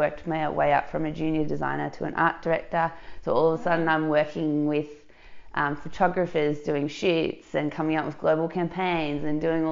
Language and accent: English; Dandenong Ranges, Victoria, Australia; also born or lived in Melbourne, Australia; now in Surf Coast, Australia; I grew up in the Dandenong Ranges